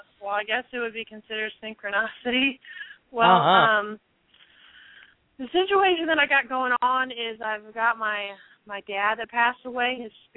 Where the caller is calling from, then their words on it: Asheville, North Carolina, United States; I'm in Asheville, North Carolina, and I'm doing good.